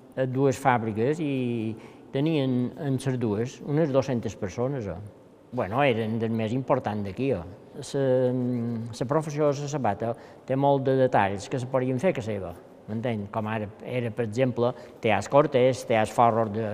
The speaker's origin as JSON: {"language": "Catalan", "town": "Campanet", "region": "Balearic Islands", "country": "Spain", "tie": "born or raised there", "said": "Vaig néixer a Campanet"}